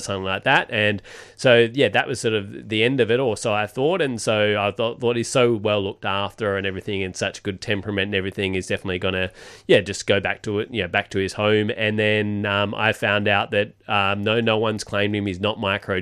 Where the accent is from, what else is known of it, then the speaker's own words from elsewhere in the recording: Perth, Western Australia, Australia; moved away; we're from Perth.